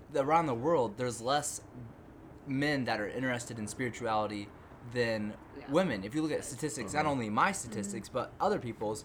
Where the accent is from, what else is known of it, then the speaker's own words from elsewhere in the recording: Illinois, United States; I'm from Illinois